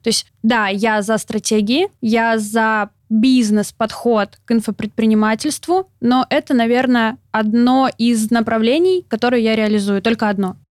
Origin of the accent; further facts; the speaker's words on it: Novosibirsk, Novosibirsk Oblast, Russia; moved away as an adult; also born or lived in Samara; Я родилась в Новосибирске, и там же закончила школу с золотой медалью